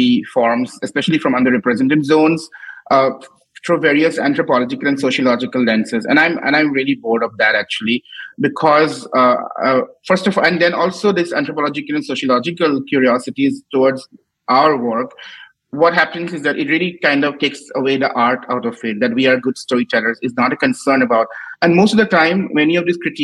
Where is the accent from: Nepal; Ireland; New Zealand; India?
India; Assam; all the people I admired growing up in Assam